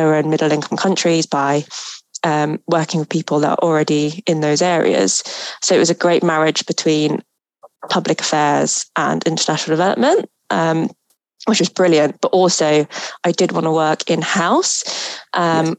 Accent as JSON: {"language": "English", "country": "Philippines", "moved": "yes", "said": "I'm originally from the Philippines"}